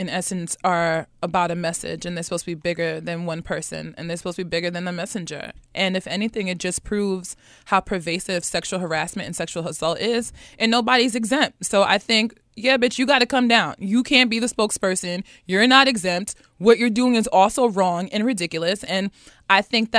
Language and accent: English; United States; I'm American, but I'm also a black woman